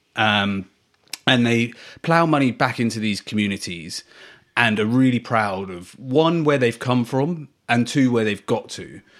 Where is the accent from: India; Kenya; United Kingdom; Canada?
United Kingdom; England; as an English football fan brought up in England